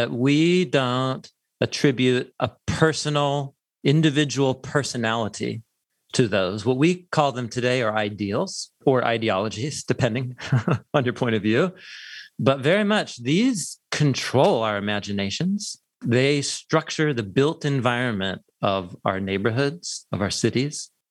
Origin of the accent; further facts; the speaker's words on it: Portland, Oregon, United States; moved away as an adult; also born or lived in Madison, Wisconsin; I grew up in Portland, Oregon